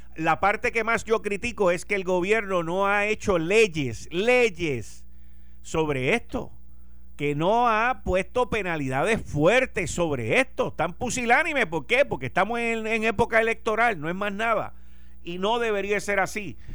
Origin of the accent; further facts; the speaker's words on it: Puerto Rico; Somos los boricuas